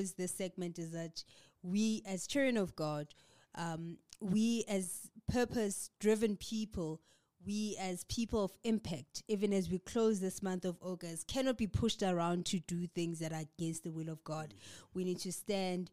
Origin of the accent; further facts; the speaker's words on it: KwaZulu-Natal, South Africa; my home town, KZN, I suppose, province